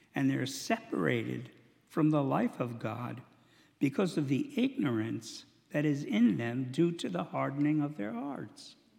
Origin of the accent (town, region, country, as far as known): United States